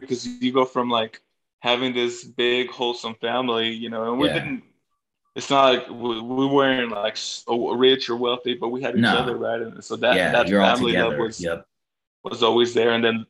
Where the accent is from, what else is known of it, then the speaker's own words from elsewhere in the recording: Bolivia; moved away; I'm not gonna tell people I'm from Bolivia because nobody even knows where Bolivia's at.